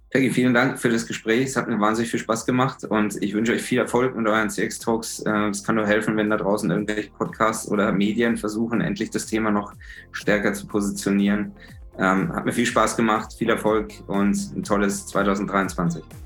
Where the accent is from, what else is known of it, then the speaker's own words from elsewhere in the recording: Germany; als Deutsche